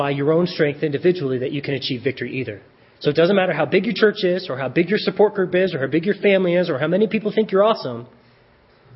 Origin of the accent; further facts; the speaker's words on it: Colorado Springs, Colorado, United States; now in Centennial, United States; I grew up in Colorado Springs.